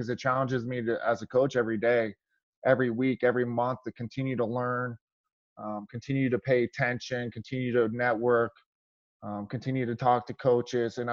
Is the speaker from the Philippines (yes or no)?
no; California, United States; also born or lived in Woodland, California; now in Cedar Rapids, United States; Growing up in California, there wasn't much ice hockey, so it was a lot of roller hockey.